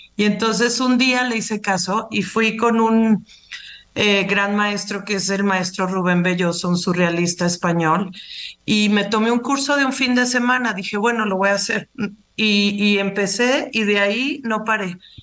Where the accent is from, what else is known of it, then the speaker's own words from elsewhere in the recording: Mexico; moved away; estar aquí en mi país